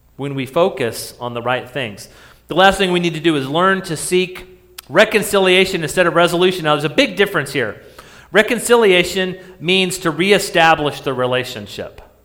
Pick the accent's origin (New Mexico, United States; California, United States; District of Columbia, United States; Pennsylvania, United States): New Mexico, United States; I grew up in New Mexico